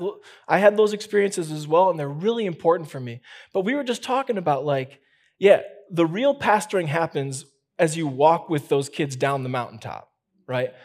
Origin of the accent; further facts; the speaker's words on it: Chicago, Illinois, United States; moved away; I'm from Chicago